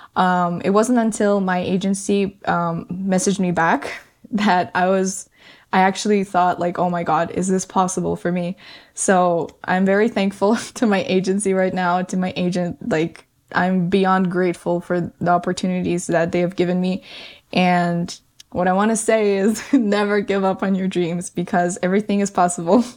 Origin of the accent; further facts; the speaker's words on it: Kazakhstan; moved away; also born or lived in Canada; my family in Kazakhstan is the one I grew up with, lived with for many, many years.